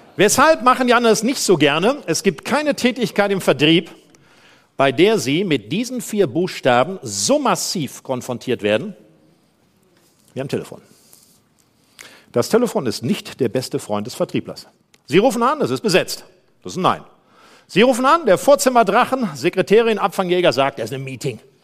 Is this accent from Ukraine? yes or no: no; Germany; Ich komme aus dem Rheinland